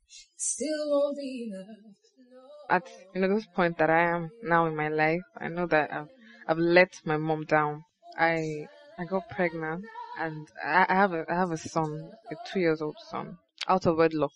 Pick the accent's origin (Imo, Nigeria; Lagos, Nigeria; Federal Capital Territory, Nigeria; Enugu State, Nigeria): Imo, Nigeria; I'm 22 years old. I'm from Imo State